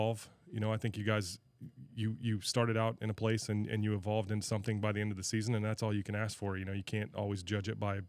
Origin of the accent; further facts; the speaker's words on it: Centralia, United States; I was born and raised in Centralia